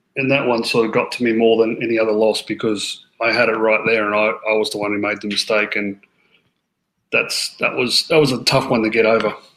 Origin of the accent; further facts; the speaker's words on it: Australia; moved away as an adult; now in Florida, United States; I grew up playing in Australia, like uh, Bermuda grass, like a lot like Queensland sort of golf courses